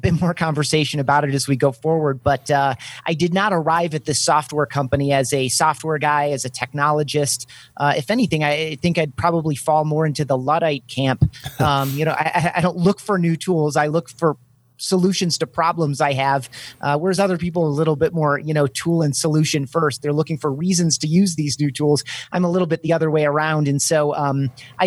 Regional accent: Grand Rapids, Michigan, United States; my hometown of Grand Rapids, Michigan

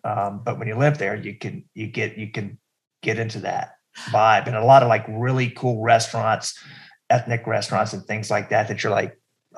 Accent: North Carolina, United States; moved away as an adult; also born or lived in Richmond, Virginia; I grew up in North Carolina and then after college, I moved to Richmond

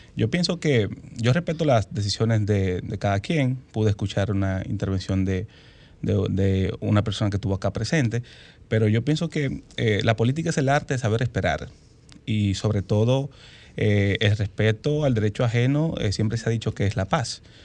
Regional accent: Dominican Republic; como ciudadanos dominicanos

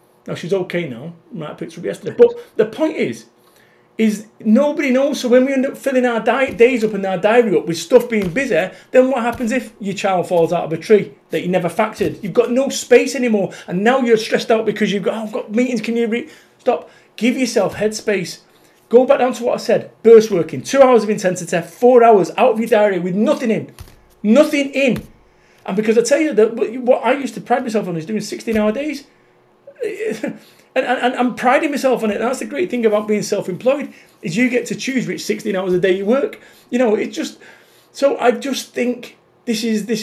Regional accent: Salford, North West England, United Kingdom; I'm from Salford, Manchester. I lived in a council estate.

